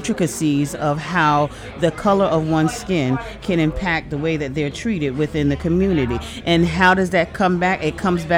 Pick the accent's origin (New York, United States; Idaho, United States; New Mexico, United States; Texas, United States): New York, United States; Southampton; I'm born and raised here in Southampton. I'm from Southampton